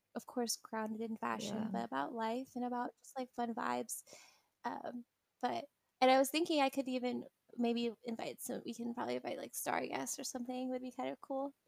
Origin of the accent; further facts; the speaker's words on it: California, United States; I'm from California